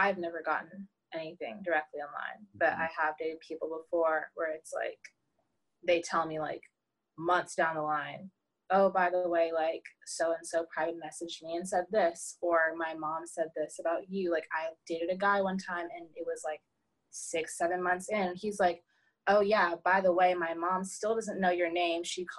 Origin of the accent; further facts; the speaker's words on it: North Carolina, United States; born there; Like I was born in North Carolina and all my family lives over there.